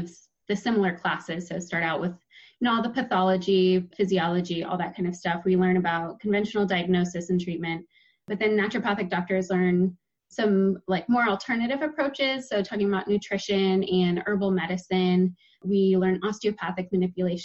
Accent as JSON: {"language": "English", "town": "Portland", "region": "Oregon", "country": "United States", "tie": "born or raised there", "also_born_or_lived": "Malawi", "said": "I'm from Portland. I grew up here in a little suburb right outside of Portland."}